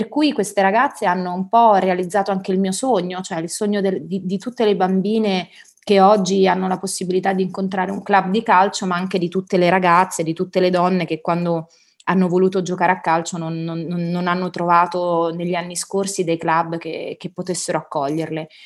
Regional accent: Rome, Lazio, Italy; born there; Io sono nata a Trastevere, frequentavo appunto la Basilica, gli Scout, facevamo tante cose.

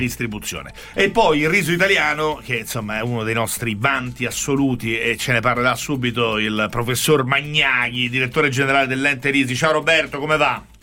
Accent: Rome, Lazio, Italy; lo dico da romano

